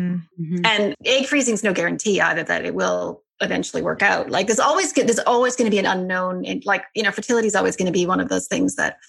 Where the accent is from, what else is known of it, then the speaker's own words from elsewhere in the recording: Alberta, Canada; South of Calgary.